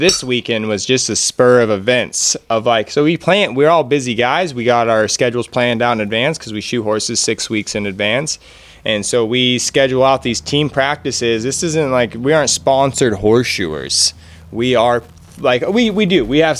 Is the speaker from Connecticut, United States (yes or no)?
no; Oregon, United States; And we are all from the Pacific Northwest. I'm pretty happy